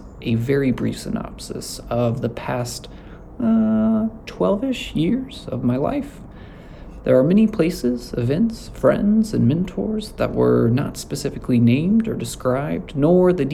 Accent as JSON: {"language": "English", "town": "Amarillo", "region": "Texas", "country": "United States", "tie": "born or raised there", "also_born_or_lived": "Lubbock, Texas", "said": "I grew up with it in Amarillo"}